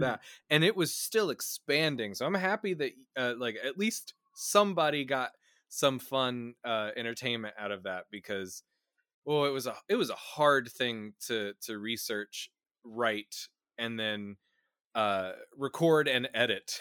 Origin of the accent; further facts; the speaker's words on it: Midwest, United States; I grew up in the Midwest.